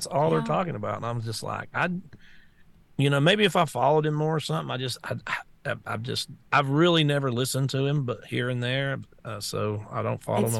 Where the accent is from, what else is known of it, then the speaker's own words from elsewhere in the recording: the South, United States; I'm from the South, man.